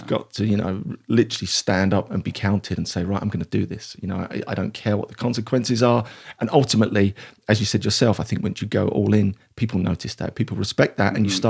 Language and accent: English; Dagenham, London, United Kingdom; So I grew up in East London, a place called Dagenham or Dargingham, if you want to be posh, because it's not very posh. It's very blue collar, working class, I guess humble beginnings, but I loved it there.